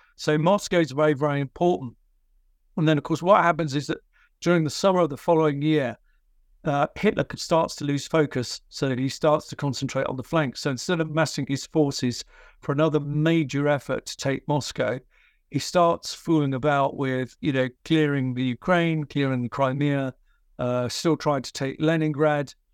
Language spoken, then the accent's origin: English; United Kingdom; I'm a British military historian.